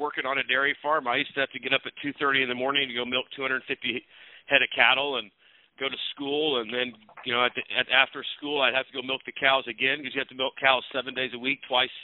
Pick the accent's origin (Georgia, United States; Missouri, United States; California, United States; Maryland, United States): Missouri, United States; Northwest; I grew up in Missouri, Northwest Missouri